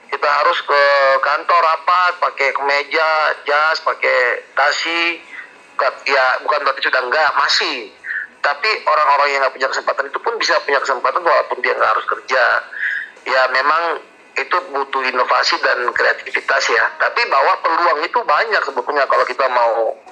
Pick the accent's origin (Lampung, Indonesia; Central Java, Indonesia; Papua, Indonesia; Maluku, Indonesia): Maluku, Indonesia; salahnya di di Maluku Tenggara di IG karena saya memang dari sana